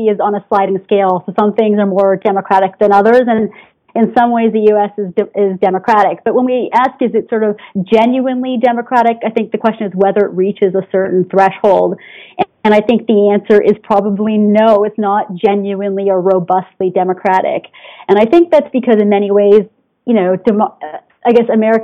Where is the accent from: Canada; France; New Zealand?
Canada; I'm Canadian